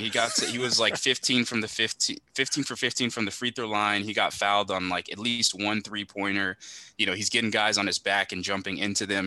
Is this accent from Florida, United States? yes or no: yes; Miami, Florida, United States; I'm from Miami